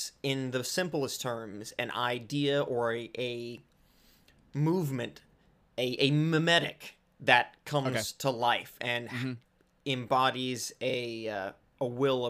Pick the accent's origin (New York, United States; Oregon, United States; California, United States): California, United States; I said that like such a white person. I'm Southern Californian.